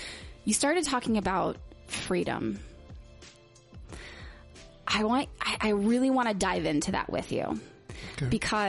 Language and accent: English; West Virginia, United States; And I grew up, I moved all over the place, but essentially I grew up in West Virginia in a Baptist church with like no exposure to any culture anywhere.